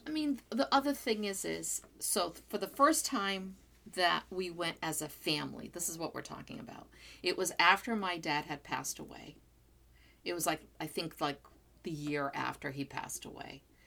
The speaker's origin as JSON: {"language": "English", "area": "São Miguel", "region": "Azores", "country": "Portugal", "accent": "São Miguel", "said": "I'm from San Miguel"}